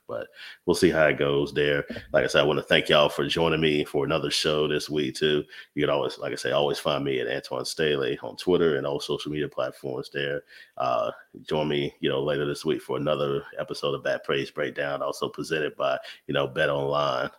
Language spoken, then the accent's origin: English; North Carolina, United States; I'm from North Carolina